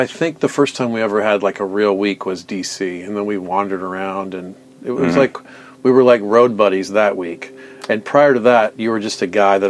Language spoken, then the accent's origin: English; Atlanta, Georgia, United States; moved away; I grew up in Atlanta